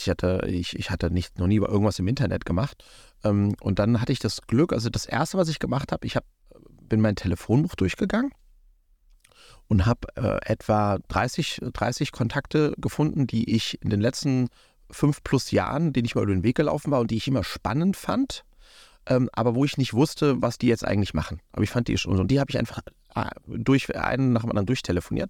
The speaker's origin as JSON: {"language": "German", "town": "Wiesbaden", "region": "Hesse", "country": "Germany", "tie": "born or raised there", "said": "wir hatten bei uns in Wiesbaden um die Ecke"}